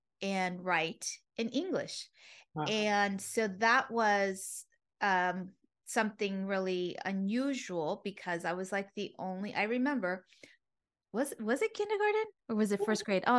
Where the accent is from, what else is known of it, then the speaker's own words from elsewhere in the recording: United States; born there; first language Spanish; English is a second language; though I was born here in the States, but my first primary language was Spanish.